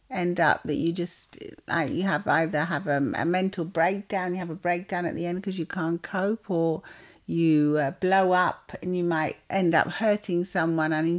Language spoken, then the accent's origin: English; London, United Kingdom; we grew up in London